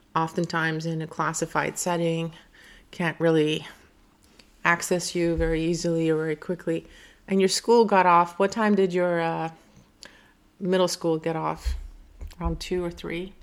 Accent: Iran; now in United States; I was an immigrant from Iran

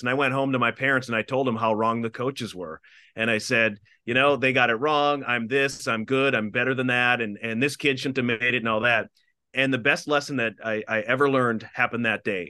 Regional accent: Minnesota, United States; I grew up in Minnesota and in the Midwest.

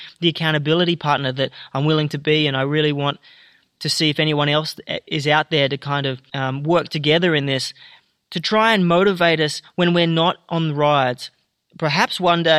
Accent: Canberra, Australian Capital Territory, Australia; Being a lad from my hometown

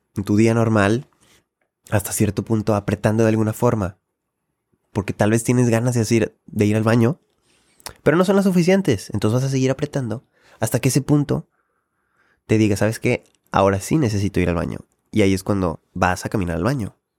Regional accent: Monterrey, Nuevo León, Mexico; yo como regio

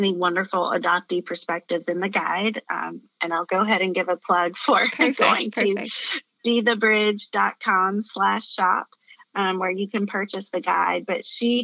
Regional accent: Appalachia, United States; I grew up in Appalachia in the mountains in a very white community.

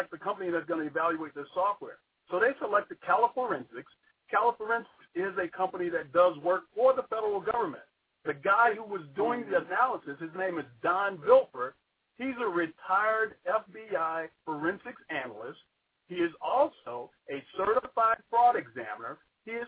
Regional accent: Georgia, United States; moved away; I'm actually originally from Georgia

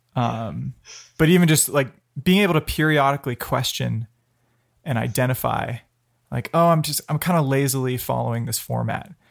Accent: Palo Alto, California, United States; I grew up in Palo Alto, um, five blocks off Stanford campus

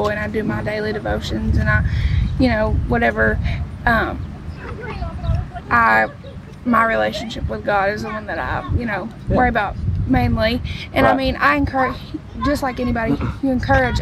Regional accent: United States; moved away; I'm from Lincoln County, but we live up here

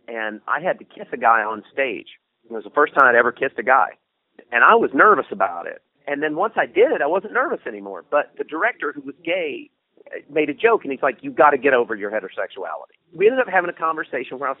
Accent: Deep South, Georgia, United States; moved away

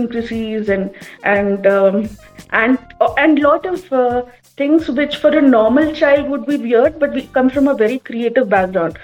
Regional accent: Kerala, India; I'm from Kerala

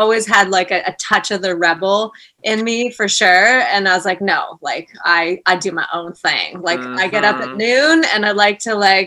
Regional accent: Merville, British Columbia, Canada; now in Vancouver, Canada; I grew up in, so it's called Merville

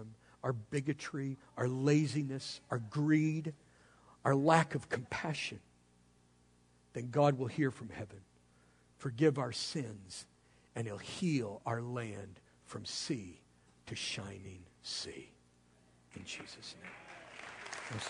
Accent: United States; I'm an American

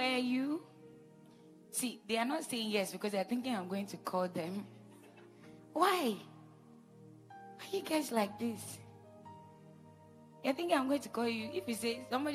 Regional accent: Jos, Plateau, Nigeria; I was born in Jos, so you can as well call me a Northerner

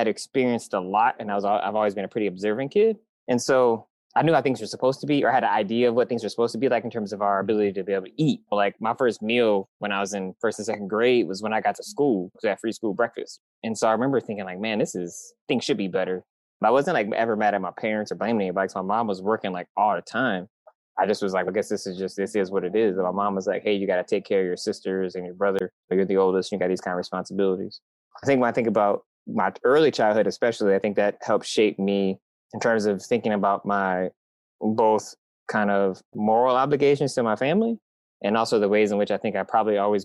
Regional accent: Michigan, United States; now in San Diego, United States; I'm from Michigan. I'm from the Midwest. So I grew up in crazy, deep, depressing winters

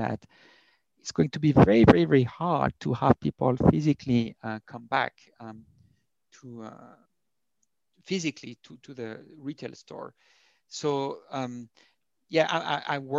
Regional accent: France; accent: thick French; English is a second language; moved away as an adult; also born or lived in United States; now in Berlin, Germany; I have a very thick French accent

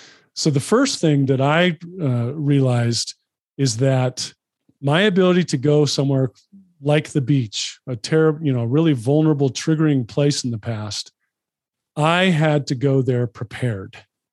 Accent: Los Angeles, California, United States; So I grew up in Los Angeles, spent a lot of time at the beach as a kid.

